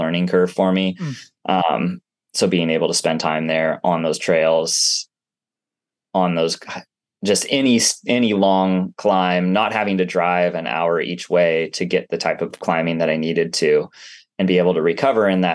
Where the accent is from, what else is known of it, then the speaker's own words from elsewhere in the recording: Portland, Oregon, United States; I grew up in Portland. I've spent some time overseas, but nowhere else in the United States.